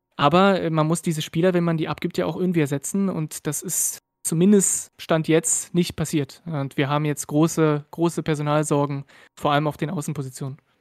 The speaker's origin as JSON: {"language": "German", "country": "France", "also_born_or_lived": "Berlin", "second_language": "German", "moved": "yes", "lives_now": "Rhineland, Germany", "said": "habe ich keinen deutschen Hintergrund, ich bin aus Frankreich"}